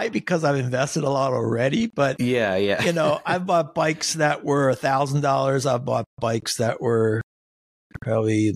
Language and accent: English; Nazareth, Pennsylvania, United States; That's where I grew up. I grew up in the Poconos